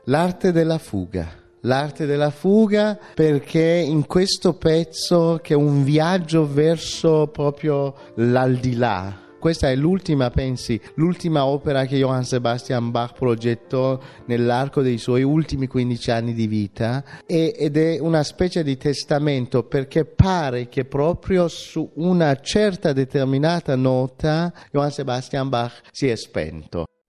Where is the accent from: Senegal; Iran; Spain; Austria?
Iran; moved away; mi ricordo dell'Iran di allora, ovviamente pre, pre-islamica, sono le nostre vacanze al Mar Caspio con la mia famiglia, dove si andava d'estate